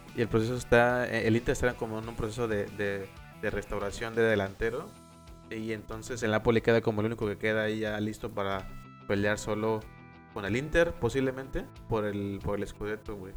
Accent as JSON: {"language": "Spanish", "country": "Mexico", "said": "soy mexicano"}